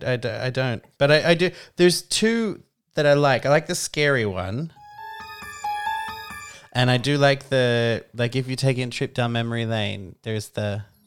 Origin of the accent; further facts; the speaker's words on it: Australia; I am Australian.